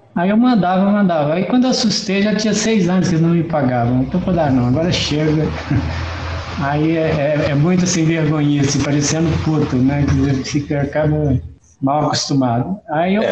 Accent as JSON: {"language": "Portuguese", "town": "Esmeraldas", "region": "Minas Gerais", "country": "Brazil", "tie": "born or raised there", "said": "Estou aqui em Esmeraldas, que é a cidade onde eu nasci e vivi até os 18 anos de idade"}